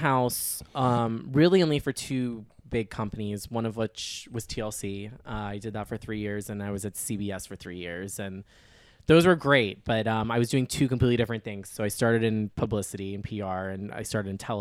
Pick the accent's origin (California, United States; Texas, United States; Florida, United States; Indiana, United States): Florida, United States; Naples; I grew up in Naples, Florida